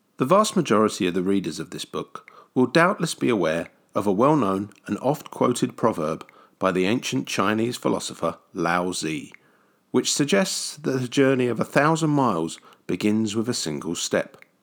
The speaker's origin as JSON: {"language": "English", "country": "United Kingdom", "said": "a kid from the grey and rainy side of the pond"}